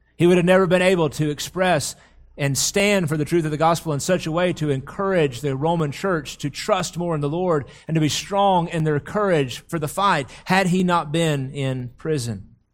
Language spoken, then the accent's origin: English; United States; we have lived for so long as American Christians